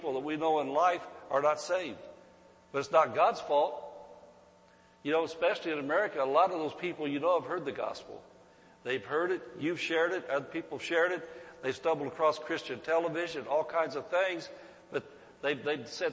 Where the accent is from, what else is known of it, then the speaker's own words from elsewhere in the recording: Centerville, United States; I was raised in Centerville